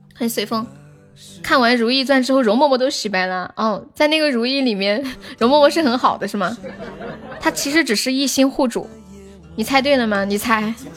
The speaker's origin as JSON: {"language": "Chinese", "town": "Nanchong", "region": "Sichuan", "country": "China", "said": "我是南充的"}